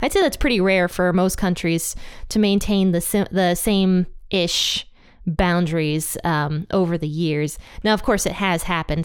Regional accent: United States; God placed us here in America. We were born here

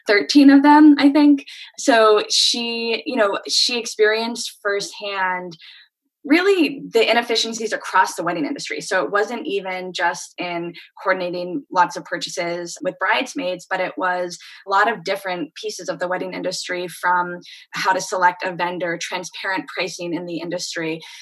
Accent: North Carolina, United States; also born or lived in Princeton, New Jersey / Boston; now in Chicago, United States; I'm originally from North Carolina.

